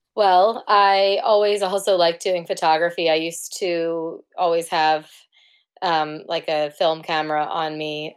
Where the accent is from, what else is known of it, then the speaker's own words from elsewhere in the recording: New York City, New York, United States; moved away as an adult; now in Cambridge, United Kingdom; I'm originally from New York City um, from Manhattan.